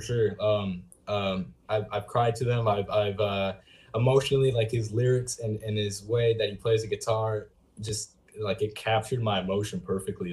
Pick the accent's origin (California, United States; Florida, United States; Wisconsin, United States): California, United States; Lemoore; downtown Lemoore, my hometown